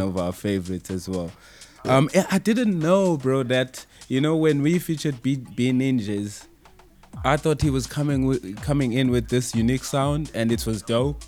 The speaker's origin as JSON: {"language": "English", "town": "Pretoria", "region": "Gauteng", "country": "South Africa", "said": "I'm from Pretoria actually, not in Joburg"}